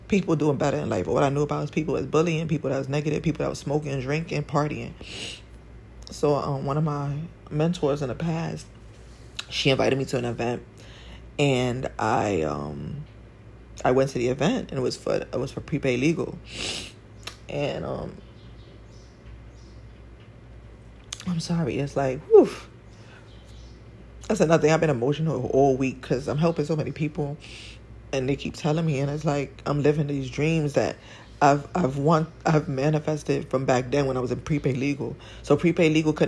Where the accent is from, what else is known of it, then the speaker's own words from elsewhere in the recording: New York City, New York, United States; I grew up in Spanish Harlem